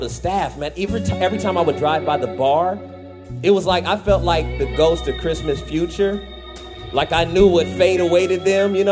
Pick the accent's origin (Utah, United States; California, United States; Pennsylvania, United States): California, United States; Fresno; I'm from Fresno